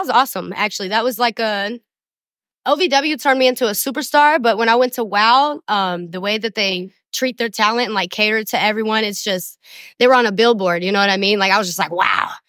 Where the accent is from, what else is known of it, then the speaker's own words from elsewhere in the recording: Somerset, Kentucky, United States; I was born in Somerset, Kentucky